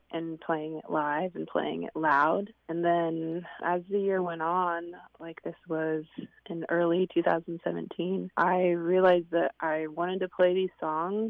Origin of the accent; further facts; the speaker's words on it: Swinomish Indian tribal community, Northwest Washington State, United States; I grew up in the Swinomish Indian tribal community that's in between Seattle and Bellingham in Northwest Washington State